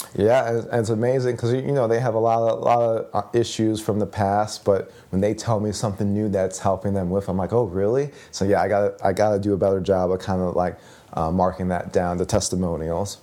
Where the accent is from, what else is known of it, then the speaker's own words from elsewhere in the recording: Chicago, Illinois, United States; I'm from the Chicagoland area, but it's two one nine